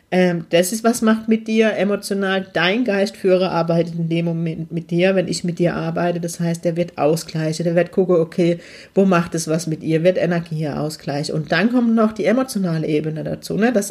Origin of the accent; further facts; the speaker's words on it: Heidelberg, Baden-Württemberg, Germany; ersten Workshop starten, auch im schönen Heidelberg. Ich dachte, ich bin mutig und verkack's gleich in meiner Heimat.